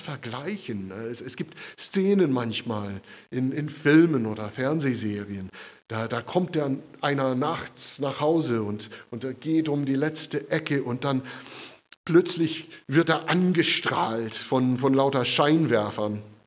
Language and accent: German; United States; now in Germany; Für mich als Amerikaner